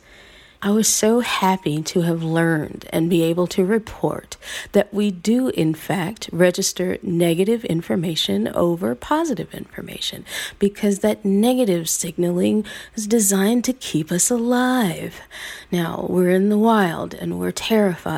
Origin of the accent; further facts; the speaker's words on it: the South, United States; at a time when the KKK was active in my hometown, at a time when I could literally feel people looking through me instead of looking at me, invisibilizing me with their own ideas of what a black girl in the South should be able